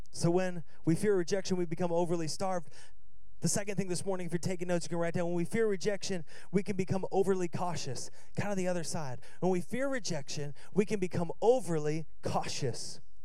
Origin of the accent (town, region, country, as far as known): Seattle, Washington, United States